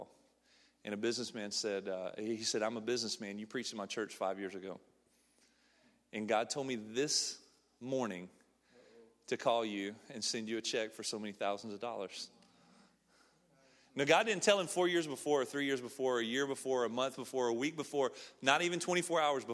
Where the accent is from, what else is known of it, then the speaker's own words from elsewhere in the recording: Snead, Alabama, United States; moved away as an adult; now in Ecuador; I'm from Alabama. I'm from a small town called Sneed, Alabama.